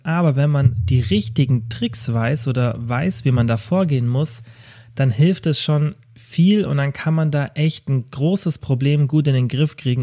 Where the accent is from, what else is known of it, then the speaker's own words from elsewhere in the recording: Kempten, Bavaria, Germany; in meiner Heimatstadt Kempten